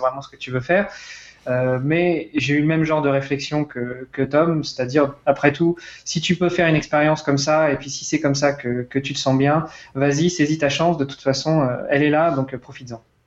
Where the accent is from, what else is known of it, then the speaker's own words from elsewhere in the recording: Rouen, Normandy, France; moved away; also born or lived in Luxembourg; je suis de Rouen